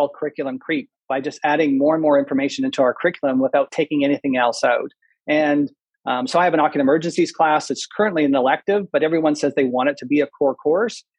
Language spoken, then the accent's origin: English; Manitoba, Canada; moved away; also born or lived in Waterloo, Ontario; I'm Canadian. I grew up in Canada. I was raised in Manitoba